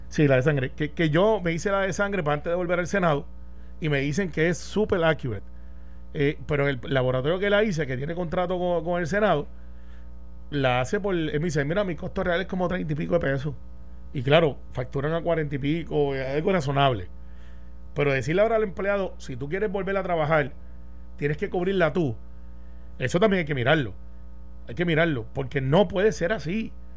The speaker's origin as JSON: {"language": "Spanish", "town": "Guaynabo", "country": "Puerto Rico", "tie": "born or raised there", "said": "Guaynabo, de donde yo soy, aunque no resido ahí ya, pero yo soy del barrio Santa Rosado y criado en Cantagallo"}